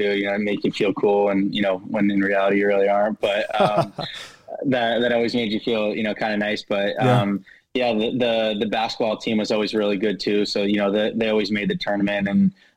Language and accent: English; New Jersey, United States; also born or lived in Cedar Rapids / Vermont / Syracuse; now in Tampa, United States; growing up in Jersey